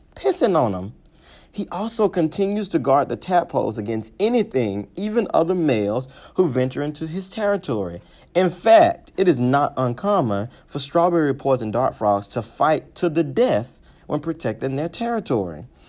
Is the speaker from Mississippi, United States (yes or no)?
yes; Mississippi, United States; I'm from Mississippi